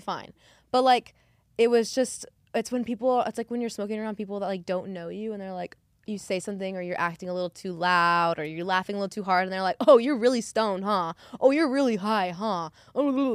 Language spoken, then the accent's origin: English; New Mexico, United States; I'm from New Mexico where they film Breaking Bad in Albuquerque.